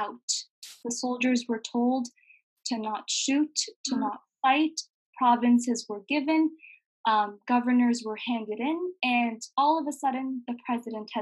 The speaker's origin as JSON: {"language": "English", "country": "Afghanistan", "moved": "yes", "lives_now": "Canada", "said": "I live in Canada, but I'm originally from Afghanistan. And I identify as a Hazara from Afghanistan."}